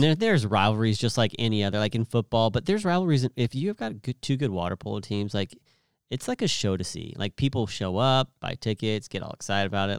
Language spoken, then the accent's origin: English; Merced, California, United States; also born or lived in Clovis, California / Stockton, California; Merced would, would be what I would call my hometown